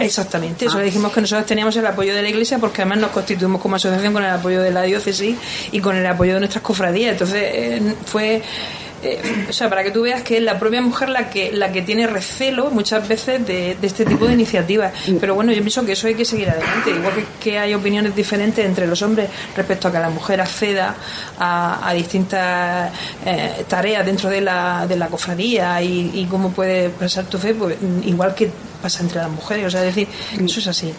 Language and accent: Spanish; Cartagena, Region of Murcia, Spain; yo soy de Cartagena